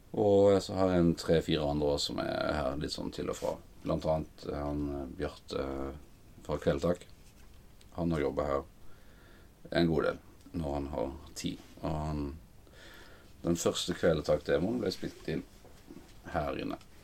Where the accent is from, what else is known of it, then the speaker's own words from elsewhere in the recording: Flekkefjord, Agder, Norway; now in Oslo, Norway; kom jeg fra Flekkefjord. Begynte eh, å spille eh, trommer i TenSing-koret The Messengers. Ungdomshallen i Flekkefjord